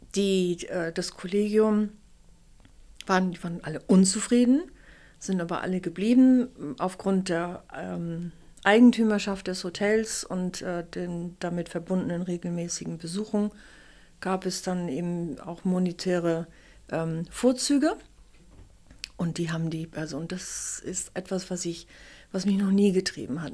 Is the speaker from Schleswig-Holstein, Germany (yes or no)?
yes; Kiel, Schleswig-Holstein, Germany; moved away; also born or lived in Hamburg / Munich / London / New York; ich bin eine geborene und in Kiel aufgewachsene Kieler Sprotte